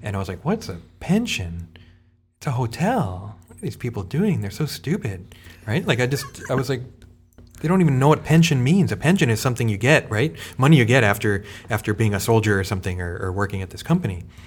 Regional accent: United States; as an American

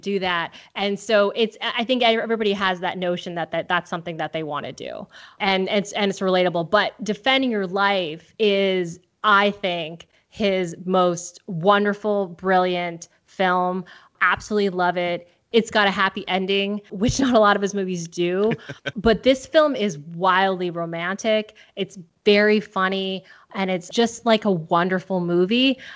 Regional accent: Southern California, United States; I'm born and raised in Southern California too

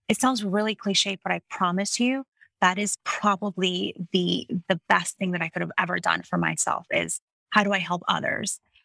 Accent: Miami, Florida, United States; also born or lived in Kissimmee, Florida; I was born in Miami, Florida, and I spent most of my childhood there

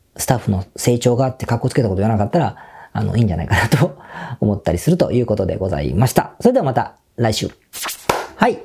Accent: Osaka, Japan; now in Tokyo, Japan; 僕は大阪出身なので

